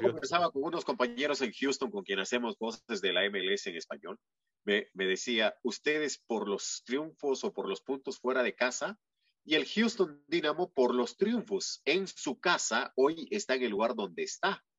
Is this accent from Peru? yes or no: yes; Peru; moved away; en mi país, en Perú